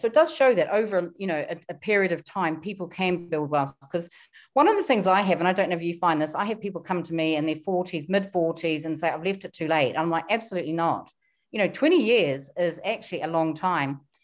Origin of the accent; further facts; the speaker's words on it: New Zealand; moved away as an adult; now in London, United Kingdom; I come from New Zealand. My parents were very frugal. So I was brought up to be very, very frugal